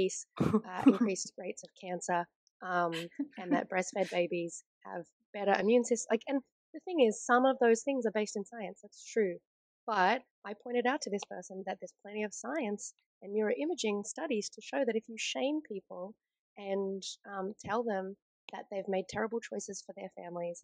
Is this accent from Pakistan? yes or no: no; Australia; we're Australian